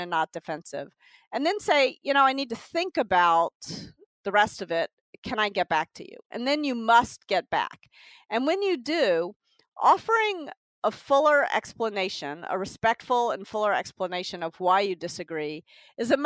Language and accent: English; Tennessee, United States; also born or lived in New York; now in California, United States; I'm from Tennessee